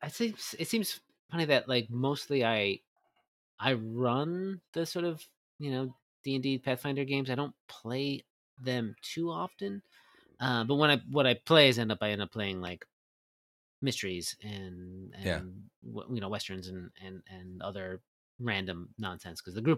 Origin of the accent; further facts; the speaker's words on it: New Jersey, United States; I'm from New Jersey.